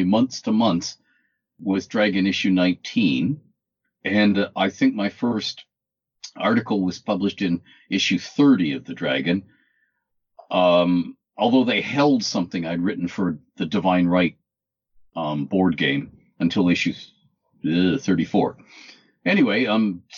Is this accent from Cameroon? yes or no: no; Canada; I'm 60 years old. I'm Canadian, male.